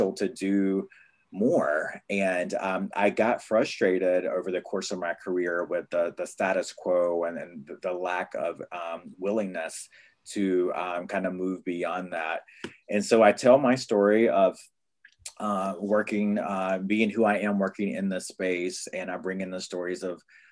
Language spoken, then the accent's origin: English; North Carolina, United States; now in Brooklyn, United States; my people, I'm from the Lummi tribe in North Carolina